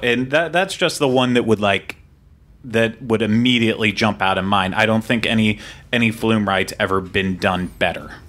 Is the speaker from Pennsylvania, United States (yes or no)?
yes; Western Pennsylvania, United States; now in Orlando, United States; growing up in Western Pennsylvania